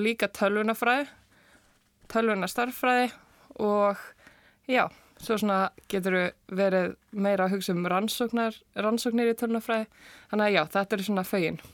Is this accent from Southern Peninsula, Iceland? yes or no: no; Seltjarnarnes, Capital Region, Iceland; ég er úr Selekurinu og var þar í Eldursölskóla